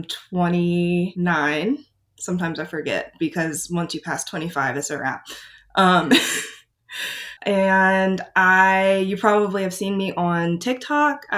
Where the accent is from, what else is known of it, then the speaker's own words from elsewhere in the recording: Outer Banks, North Carolina, United States; moved away; I was born and raised on the Outer Banks of North Carolina